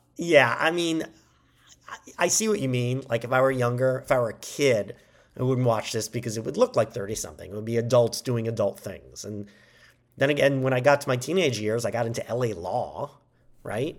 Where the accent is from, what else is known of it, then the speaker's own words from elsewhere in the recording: United States; we as Americans